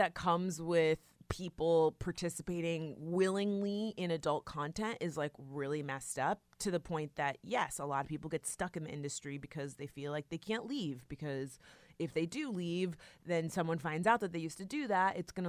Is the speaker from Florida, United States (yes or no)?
yes; Florida, United States; and we're from South Florida, so I was like really interested in that.